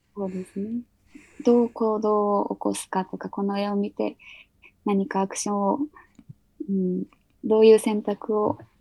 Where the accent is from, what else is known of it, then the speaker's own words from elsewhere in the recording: Nagasaki, Japan; 私が出身が長崎県なので